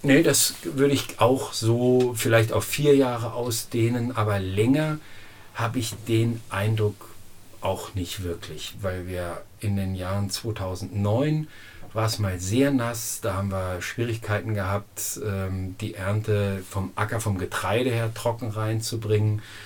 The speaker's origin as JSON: {"language": "German", "region": "Lower Saxony", "country": "Germany", "moved": "yes", "lives_now": "Hüttenheim, Germany", "said": "ich komme aus Niedersachsen, von Sandböden mit 800 mm Niederschlag"}